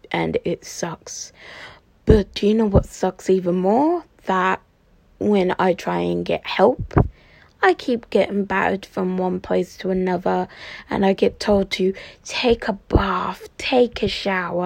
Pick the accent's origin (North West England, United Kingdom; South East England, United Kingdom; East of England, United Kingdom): East of England, United Kingdom; Cambridgeshire; I'm from the East. I'm from Cambridgeshire, to be precise